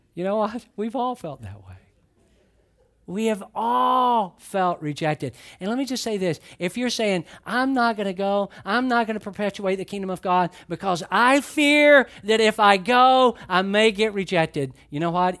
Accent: Atlanta, Georgia, United States; now in Florida, United States; I grew up in Atlanta, And I've lived in Florida a long, long time.

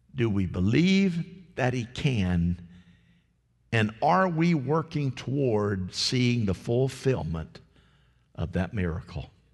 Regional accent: United States; I was raised here in Polk County.

